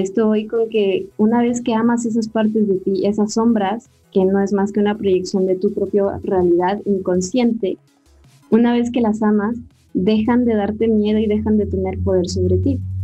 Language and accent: Spanish; Mexico; como buena mexicana